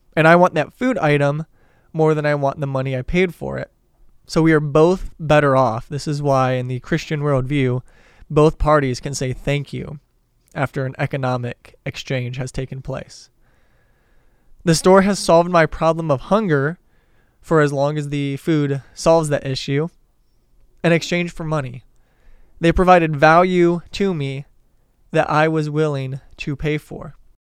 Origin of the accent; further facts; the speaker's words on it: Detroit, Michigan, United States; moved away; I'm originally from the Detroit area